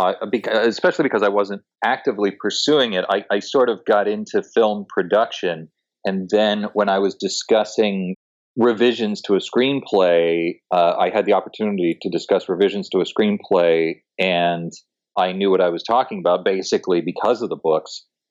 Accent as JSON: {"language": "English", "town": "Toronto", "region": "Ontario", "country": "Canada", "moved": "as an adult", "lives_now": "Los Angeles, United States", "said": "No, I moved here when I was 20 from Toronto, Canada, to be an actor."}